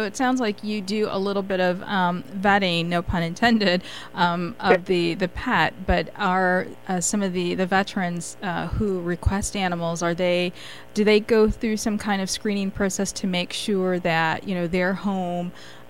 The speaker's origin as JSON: {"language": "English", "region": "Michigan", "country": "United States", "tie": "born or raised there", "moved": "yes", "lives_now": "Washington, D.C., United States", "said": "Michigan is my home state. And, of course, we're here in D.C."}